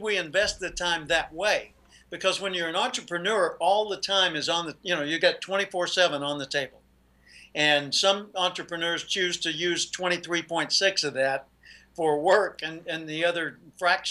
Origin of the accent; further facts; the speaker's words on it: Little Rock, Arkansas, United States; moved away as an adult; now in California, United States; I grew up in Little Rock, Arkansas. I live in California today.